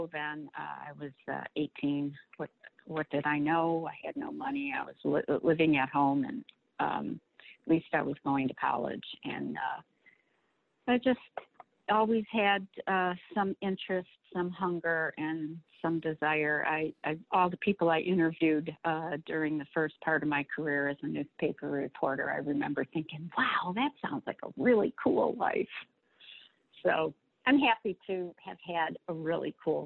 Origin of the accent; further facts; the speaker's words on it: Warren, Michigan, United States; I grew up in Warren, Michigan, from a big Italian family, parents, no college.